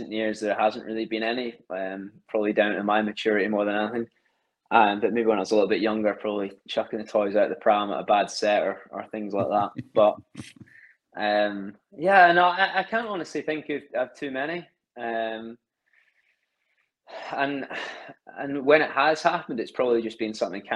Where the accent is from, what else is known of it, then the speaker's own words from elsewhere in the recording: Alloa, Scotland, United Kingdom; also born or lived in Glasgow; now in Stirling, United Kingdom; I grew up about 10 minutes away from Stirling in a place called Alloa